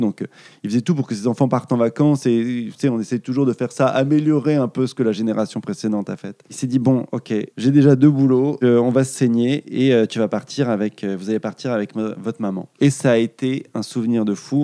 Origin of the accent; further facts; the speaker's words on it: Île-de-France, France; je viens d'Île-de-France